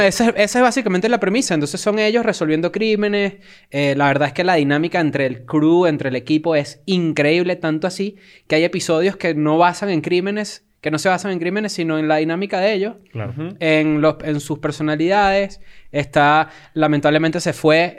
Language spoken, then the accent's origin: Spanish; Venezuela; now in Mexico; nosotros como consumidores desde acá de México y siendo venezolanos